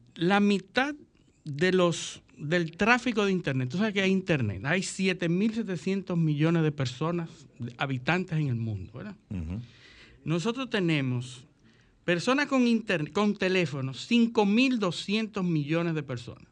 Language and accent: Spanish; Dominican Republic; como dominicanos